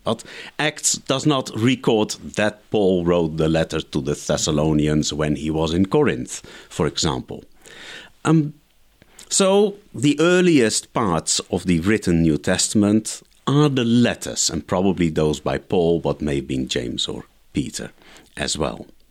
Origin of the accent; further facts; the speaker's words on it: Netherlands; I grew up in the Netherlands